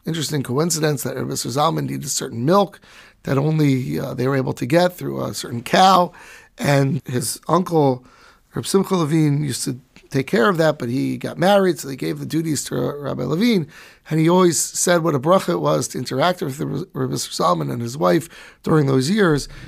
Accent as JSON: {"language": "English", "country": "United States", "tie": "born or raised there", "said": "brought up in America in the eighties, nineties, like I was"}